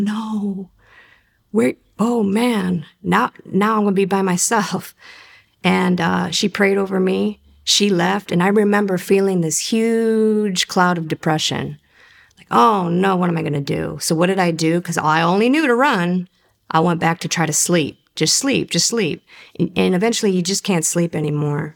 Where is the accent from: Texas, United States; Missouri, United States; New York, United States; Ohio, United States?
Ohio, United States; Cleveland; I grew up in Cleveland, Ohio